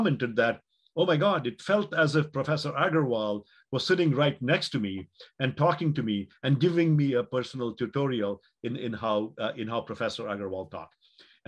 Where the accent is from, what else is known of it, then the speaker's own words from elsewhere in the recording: Mangalore, Karnataka, India; moved away as an adult; also born or lived in Chennai / Palo Alto; my hometown of Mangalore or when I went to college in Chennai or you know later college in Palo Alto